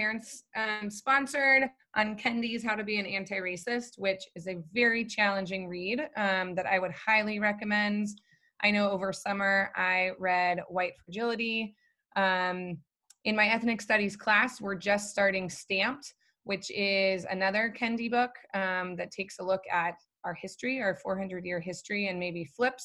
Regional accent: Arcadia, California, United States; I grew up colorblind in Arcadia

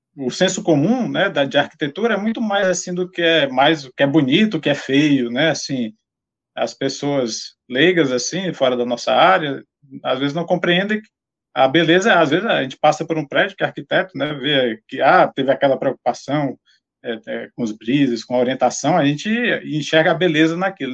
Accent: Ceará, Brazil; eu sou lá do, do Ceará, né? Formei na Universidade Federal do Ceará

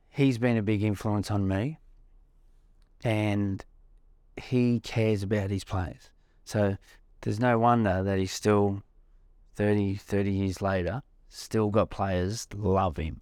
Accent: Australia; being an Australian

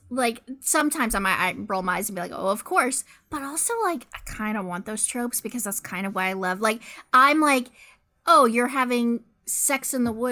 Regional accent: United States; I'm an American

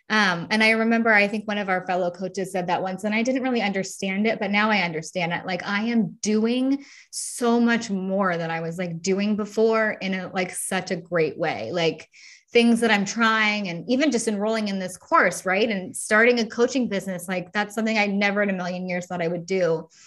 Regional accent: United States; now in Europe; even though I'm obviously American, um, we are starting a move, like a bigger, even bigger movement over here in Europe, right?

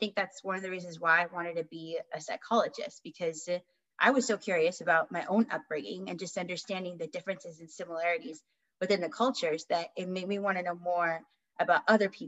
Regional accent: Southern California, United States; I born and raised in Southern California, and I've lived here for most of my life

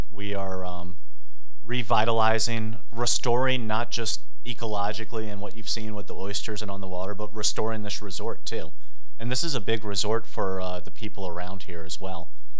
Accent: Richmond, Virginia, United States; I grew up in Richmond, Virginia.

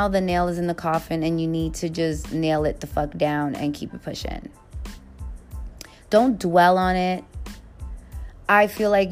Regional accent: New York City, New York, United States; I am from the Bronx

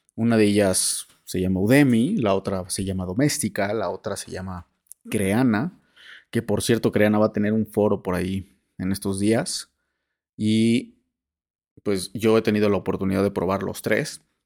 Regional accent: Mexico; tenemos como mexicanos

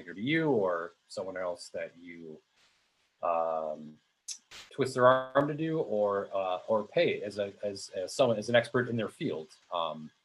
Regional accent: Pewaukee, Wisconsin, United States; also born or lived in Milwaukee, Wisconsin; I'm from Wisconsin, Southeast Wisconsin. I grew up in the city of Pewaukee, as opposed to the village of Pewaukee.

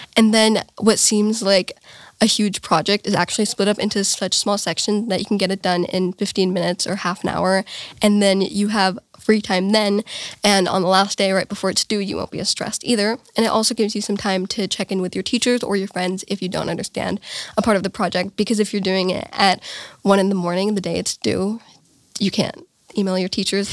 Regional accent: Bavaria, Germany; I'm from Romania, uh, but I was born here in Germany.

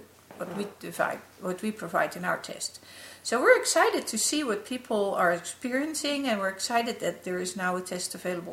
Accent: Netherlands; the city of Amsterdam in my home country

